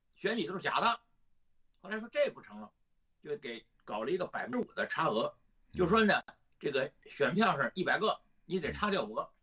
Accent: China; 毛泽东一死，我们中国人就吃饱饭了

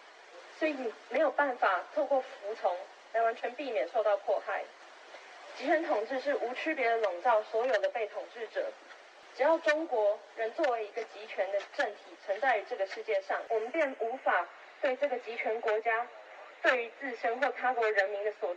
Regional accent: Taiwan; 我是一个台湾人，我支持台湾独立，我也支持中国抗争。

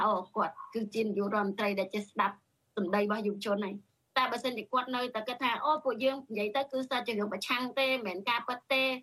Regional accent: Cambodia; born there

